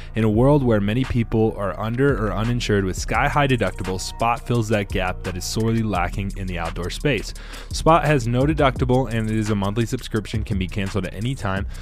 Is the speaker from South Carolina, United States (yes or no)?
yes; South Carolina, United States; moved away as an adult; now in Colorado Springs, United States; I'm from South Carolina.